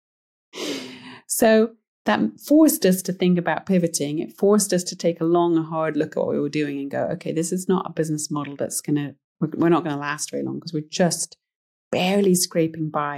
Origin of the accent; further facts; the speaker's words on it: United Kingdom; moved away as an adult; now in Montana, United States; I'm British originally